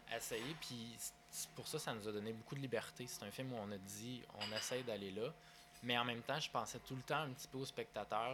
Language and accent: French; Sherbrooke, Quebec, Canada; also born or lived in Victoriaville, Quebec; moi, je suis natif de Victoriaville, dans les Bois-Francs. Puis à 10 ans